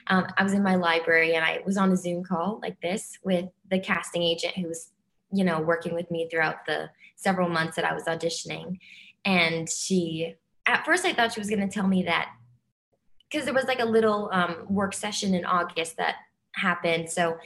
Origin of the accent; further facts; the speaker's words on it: New Jersey, United States; I'm from New Jersey. So yeah, okay. Yeah, like tri-state area, very close.